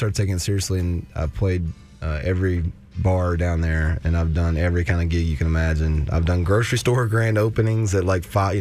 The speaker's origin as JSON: {"language": "English", "region": "Alabama", "country": "United States", "said": "I'm from Alabama"}